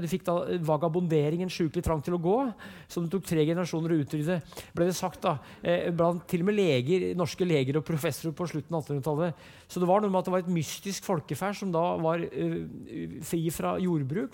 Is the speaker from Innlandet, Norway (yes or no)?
yes; Brumunddal, Innlandet, Norway; Jeg vokste opp som sagt i Brumunddal, og der gikk jeg på skolen